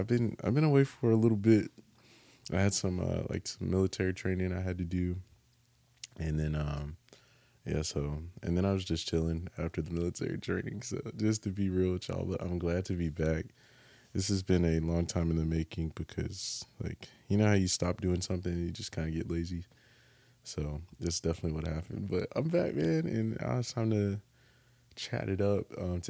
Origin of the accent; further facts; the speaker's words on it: North Carolina, United States; also born or lived in California / Japan; I was born in California. Okay. Grew up in North Carolina, but was born in California.